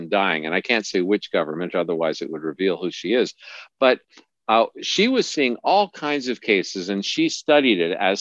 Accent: Montreal, Quebec, Canada; moved away; also born or lived in Alberta / British Columbia; I grew up in Montreal. I grew up in Quebec

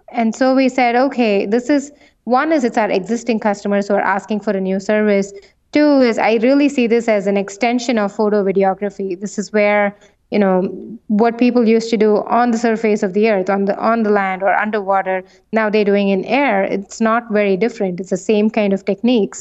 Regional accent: India; moved away; I come from India

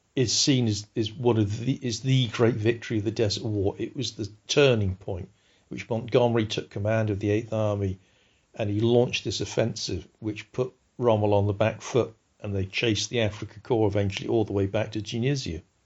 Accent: United Kingdom

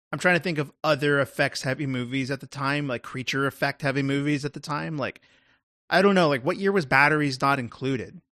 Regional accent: Texas, United States; that's me being a Texan

